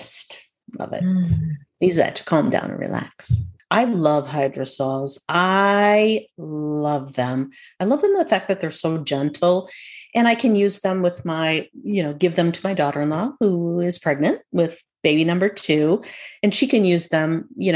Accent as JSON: {"language": "English", "region": "Minnesota", "country": "United States", "tie": "born or raised there", "said": "When I was growing up in Minnesota, by the way, in our backyard, we had lilies of the valley"}